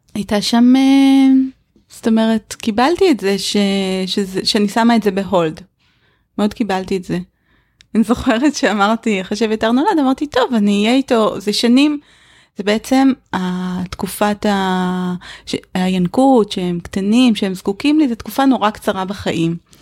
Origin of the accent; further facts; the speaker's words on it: Israel; also born or lived in northern Israel; כשגדלתי בקיבוץ